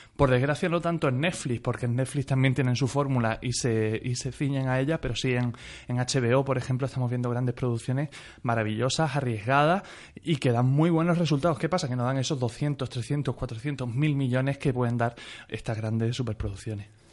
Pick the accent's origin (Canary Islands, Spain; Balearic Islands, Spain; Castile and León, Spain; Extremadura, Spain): Extremadura, Spain; Mérida; yo soy de Mérida